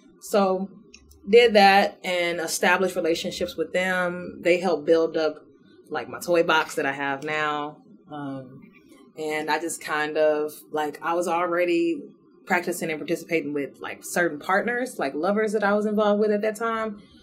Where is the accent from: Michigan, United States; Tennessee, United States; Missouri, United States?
Missouri, United States; St. Louis; now in Houston, United States; I'm from St. Louis originally